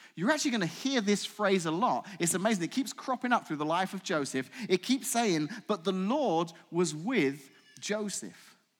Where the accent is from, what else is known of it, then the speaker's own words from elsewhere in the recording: England, United Kingdom; accent: English; now in United States; I'm from England